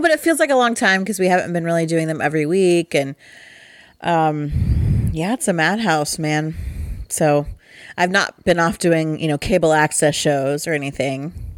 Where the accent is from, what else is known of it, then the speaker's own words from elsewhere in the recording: Midwest, United States; we're from the Midwest